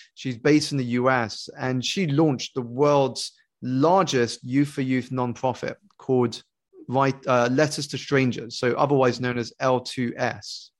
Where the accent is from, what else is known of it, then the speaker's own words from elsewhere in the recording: United Kingdom; I grew up here in the United Kingdom to two Malaysian Chinese parents who had emigrated for a better life and better education